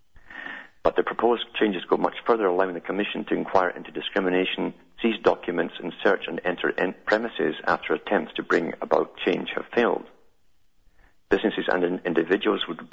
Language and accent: English; United Kingdom; when I was growing up in Britain